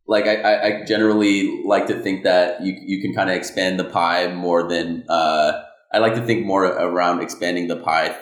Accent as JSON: {"language": "English", "town": "Ottawa", "region": "Ontario", "country": "Canada", "tie": "born or raised there", "said": "I was born in Ottawa, Canada. Small town"}